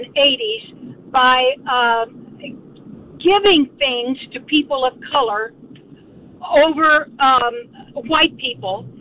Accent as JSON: {"language": "English", "town": "San Antonio", "region": "Texas", "country": "United States", "tie": "born or raised there", "said": "I grew up in San Antonio"}